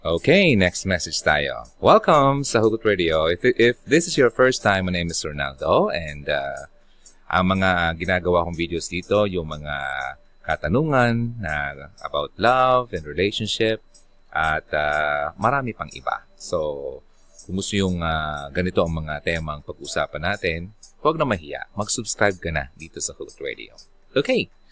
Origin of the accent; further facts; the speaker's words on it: Bicol Region, Philippines; Actually, taga Bicol ako.